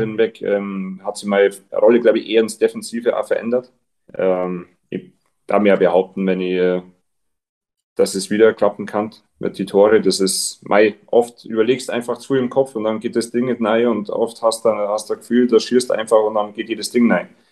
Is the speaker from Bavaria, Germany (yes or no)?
yes; Garmisch-Partenkirchen, Bavaria, Germany; ich bin daheim, ich kann da sein, wo ich aufgewachsen bin